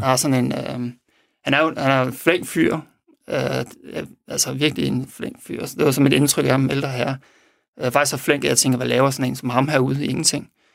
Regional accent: Denmark; vi er fra Danmark

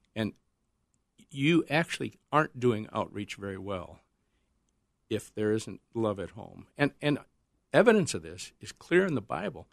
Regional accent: Northern South Dakota, United States; moved away; When I was growing up in North, Northern South Dakota

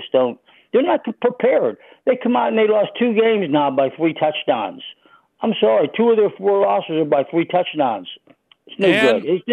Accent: Pittsburgh, Pennsylvania, United States; now in McCandless Township, United States; I grew up in Oakland, and we had a sandlot team that was called the Oakland Colts

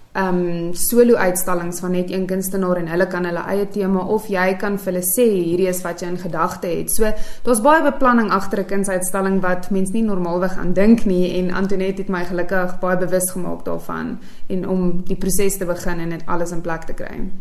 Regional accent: Vereeniging, Gauteng, South Africa; also born or lived in Pretoria, South Africa; now in Queenstown, South Africa; ek's oorspronklik van Vereniging af.

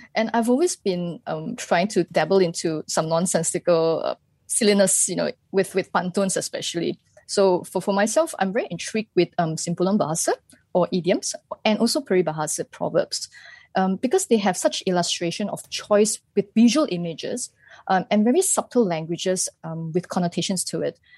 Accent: Malaysia; as a Malaysian

